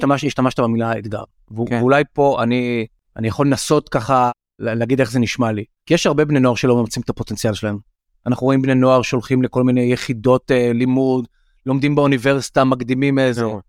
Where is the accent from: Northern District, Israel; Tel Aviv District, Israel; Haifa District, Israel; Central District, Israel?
Tel Aviv District, Israel; Tel Aviv; גדלתי כל למשל בתל אביב, כל החיים